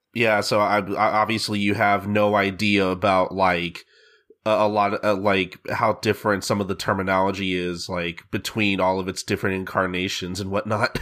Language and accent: English; United States; I'm an American